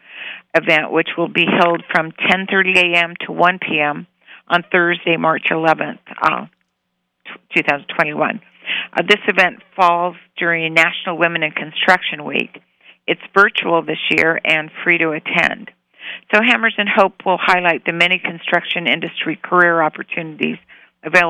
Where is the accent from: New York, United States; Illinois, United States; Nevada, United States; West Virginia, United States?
Nevada, United States; Reno; now in Las Vegas, United States; I'm originally from Reno, and I've been in Nevada all my life